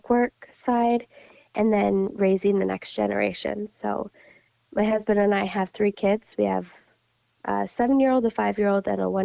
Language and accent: English; Williston, North Dakota, United States; moved away as an adult; also born or lived in Crookston, Minnesota; now in Cass County, Minnesota, United States; I grew up over in Williston, North Dakota, on a small grain cow operation